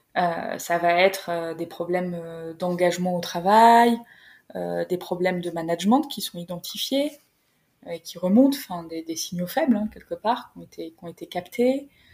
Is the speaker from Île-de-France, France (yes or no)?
no; Creil, Hauts-de-France, France; moved away; vers Creil, là où j'ai grandi